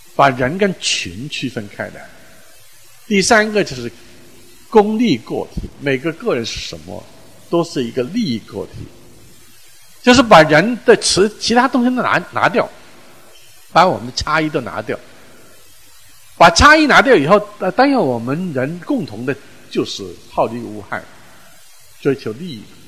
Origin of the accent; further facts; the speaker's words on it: China; 我们中国人用宇宙论来讲这个